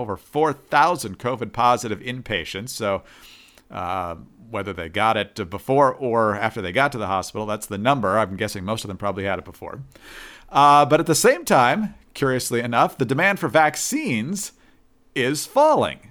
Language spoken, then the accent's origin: English; Michigan, United States; my home state of Michigan